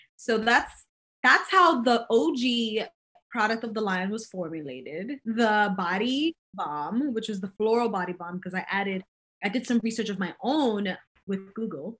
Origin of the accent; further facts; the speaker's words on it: New York, United States; I'm kinda like a third generation New Yorkian.